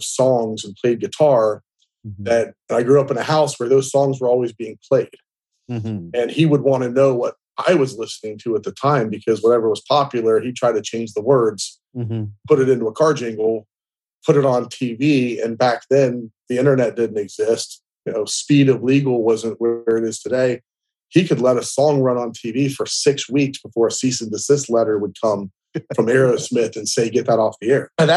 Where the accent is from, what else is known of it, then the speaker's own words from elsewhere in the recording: Canal Winchester, Ohio, United States; moved away as an adult; also born or lived in Dallas, Texas / South Florida; I was born in 1979 in Canal, Winchester, Ohio